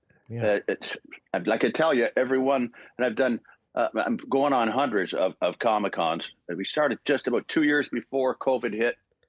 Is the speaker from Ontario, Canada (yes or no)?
yes; Port Dover, Ontario, Canada; also born or lived in Dublin, Ireland; Barry, Fiona, and myself were born in Ireland, and Rory and Sean were born when we got to Port Dover because we came right from Dublin, Ireland